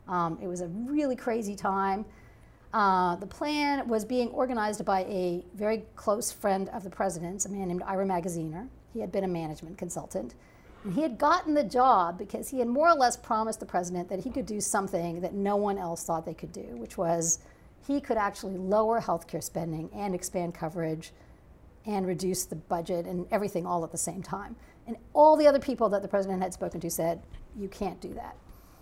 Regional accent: Toronto, Ontario, Canada; moved away as an adult; now in United States; I'm actually from Canada. I grew up in Toronto

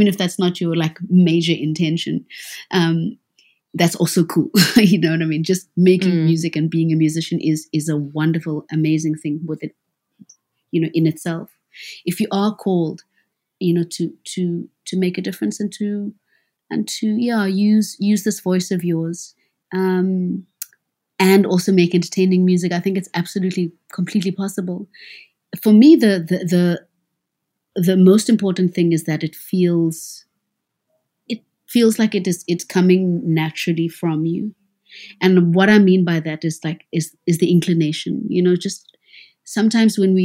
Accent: South Africa; as a South African

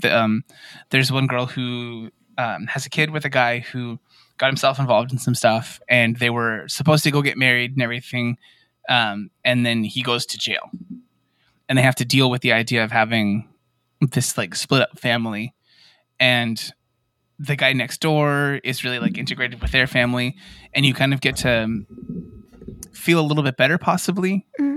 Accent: Yuma, Arizona, United States; all of us we're from Yuma, Arizona, which is right there by the reservation

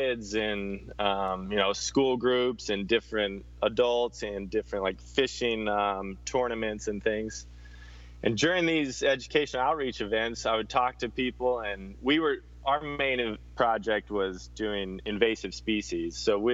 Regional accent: Hawaii, United States; I'm from Hawaii, kind of wasn't born here, but grew up here.

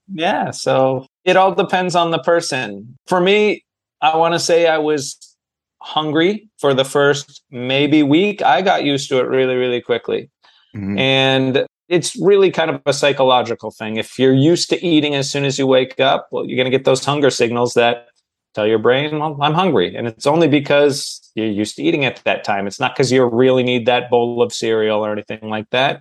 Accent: Manchester, New Hampshire, United States; moved away as an adult; now in Los Angeles, United States; I live in Los Angeles. I'm originally from Manchester, New Hampshire, home of Adam Sandler, but I've been in LA for about 15 years.

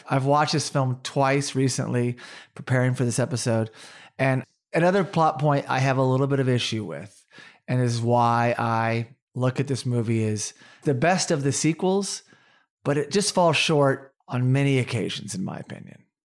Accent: Oklahoma, United States; also born or lived in Tulsa, Oklahoma; growing up in Oklahoma, we dealt with tornadoes

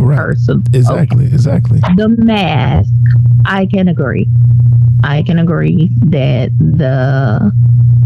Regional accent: Mississippi, United States; I'm from Mississippi

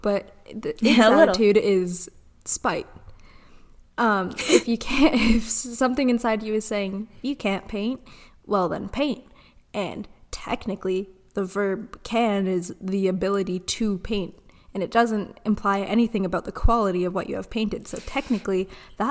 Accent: Canada; I'm Canadian

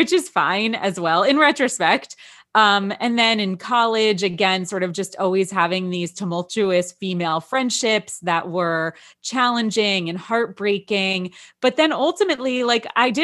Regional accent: Wayne, New Jersey, United States; When I grew up in Wayne

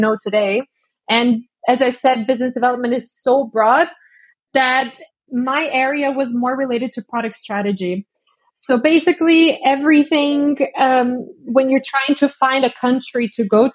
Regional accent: Brazil; also born or lived in Estonia; now in Munich, Germany; I'm currently in Munich in Germany. But I'm from Brazil originally.

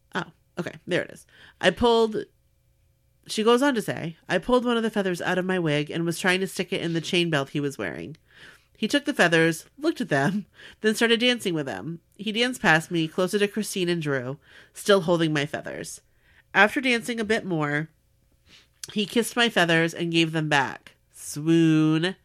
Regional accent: Long Beach, California, United States; from Long Beach, California, where the huge ship the Queen Mary is permanently docked

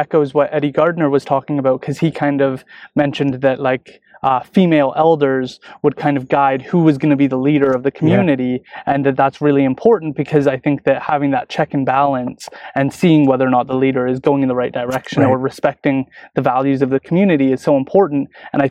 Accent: Tsleil-Waututh First Nation, British Columbia, Canada; I'm from Tsleil-Waututh First Nation, and that's a very rural, not very economically developed community in comparison to something like Chiactin.

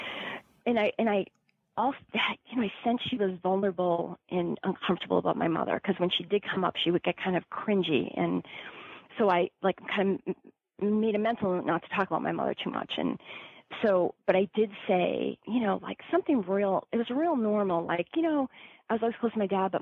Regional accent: Massachusetts, United States; growing up in Massachusetts

